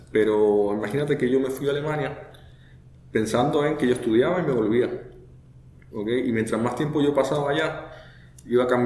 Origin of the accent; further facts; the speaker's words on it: Chile; now in Mayagüez, Puerto Rico; va a notar que yo no soy puertorriqueño, el, acento se me está pegando un poco, pero yo soy originalmente de Chile.